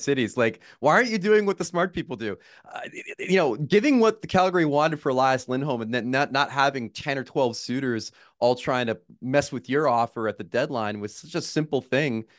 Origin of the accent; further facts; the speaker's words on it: United States; as an American